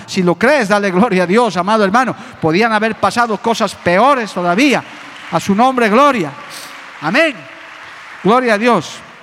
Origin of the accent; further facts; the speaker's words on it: Bolivia; nosotros como bolivianos